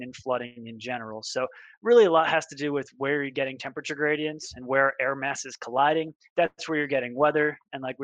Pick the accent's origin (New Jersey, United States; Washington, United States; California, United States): New Jersey, United States; Northwest; growing up in Northwest New Jersey